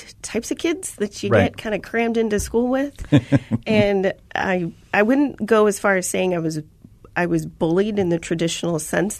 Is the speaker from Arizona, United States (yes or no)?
yes; Chandler, Arizona, United States; So I'm a native to Arizona.